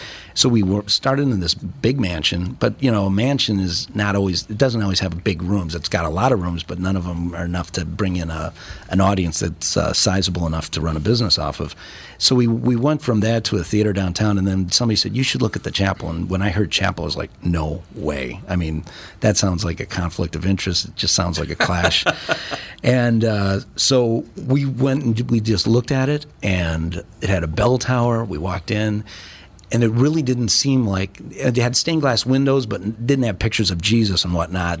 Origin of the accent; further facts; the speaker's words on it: St. Paul, Minnesota, United States; I grew up in Highland Park, St. Paul.